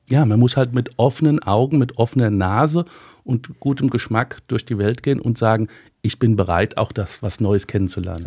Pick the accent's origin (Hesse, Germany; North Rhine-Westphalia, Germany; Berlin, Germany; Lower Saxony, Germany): Hesse, Germany; Rheingau; recht lange im Rheingau. Manche würde sagen, wir sind nicht aus der Pött gekommen, wir sind Stubbehocker